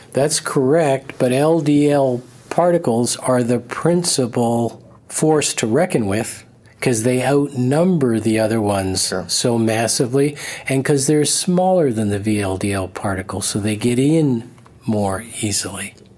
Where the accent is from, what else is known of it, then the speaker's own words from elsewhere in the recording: Canada; I'm a Canadian